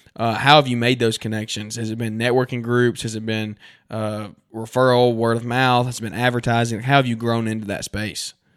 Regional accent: Central Alabama, United States; we're from Central Alabama

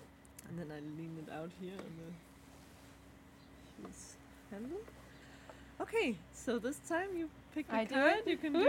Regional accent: Denmark; first language Danish; English is a second language; And the card is in Danish, my mother tongue.

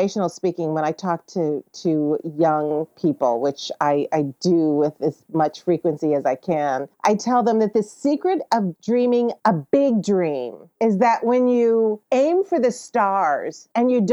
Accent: Midwest, United States; moved away; also born or lived in California; I grew up in the Midwest

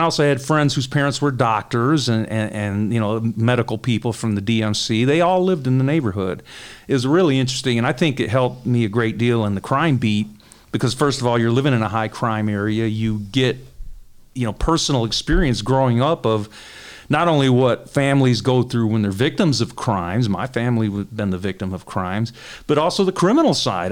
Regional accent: Detroit, Michigan, United States; I was born and raised in Detroit. I grew up in the Cass Corridor

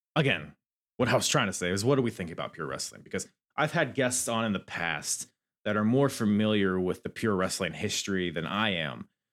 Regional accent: Virginia, United States; accent: Virginia; My stupid Virginia accent.

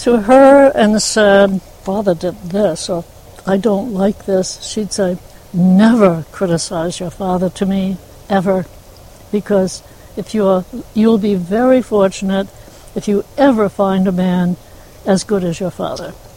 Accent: Newburyport, Massachusetts, United States; I was raised in the um, north of here, Newburyport, Massachusetts. I was born in Newburyport

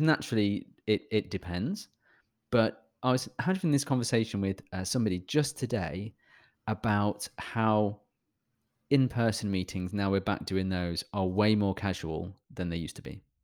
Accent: United Kingdom; I'm British

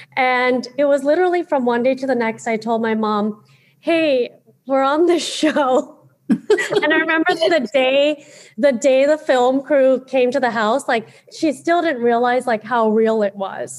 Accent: United States; as a millennial growing up in America in the 90s

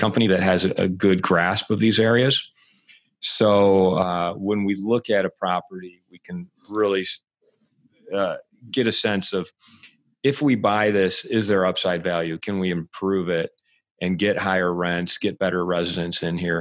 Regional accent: Michigan, United States; moved away; also born or lived in Santa Monica, California / Los Angeles; I'm from Michigan originally

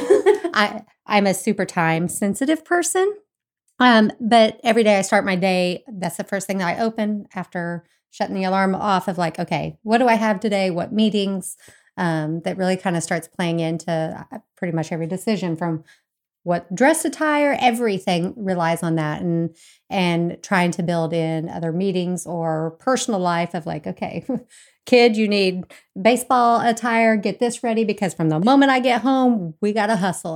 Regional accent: Bergen, Kansas, United States; moved away as an adult; also born or lived in Fort Hays State University, Kansas; now in Tomball, United States; I am originally from Kansas, so I'm not native to Texas. Um, I grew up in a really small town, um, in Bergen, Kansas.

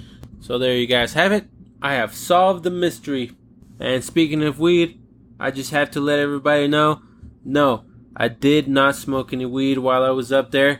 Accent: Texas, United States; A Texan. A guy that was raised in a town that's flat, dusty, tumbleweedy, tornado-y

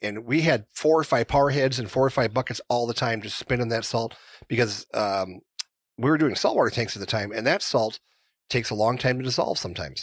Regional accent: North Dakota, United States; I grew up in North Dakota

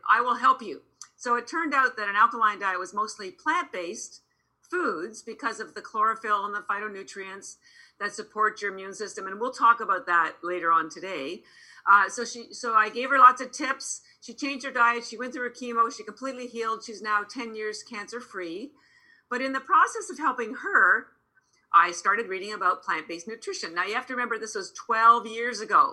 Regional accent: Canada; moved away as an adult; now in Boston, United States; I'm actually Canadian. I'm here in Boston. I've lived in Boston 33 years

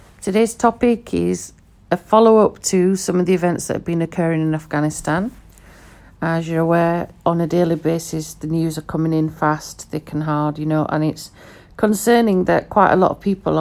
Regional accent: United Kingdom; first language Pashto; English is a second language; I'm educated in the UK. I'm born in the UK.

